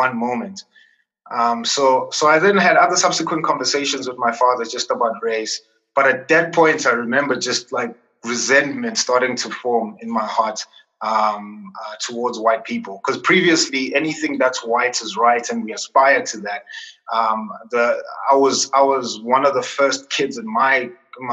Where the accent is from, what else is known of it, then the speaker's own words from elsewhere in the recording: Tembisa, Gauteng, South Africa; born in a township, I grew up in Tembisa. I spent most of my life in Tembisa